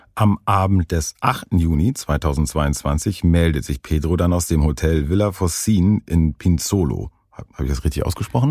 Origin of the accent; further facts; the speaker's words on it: Northern Germany, Germany; aufgewachsen bin ich in Norddeutschland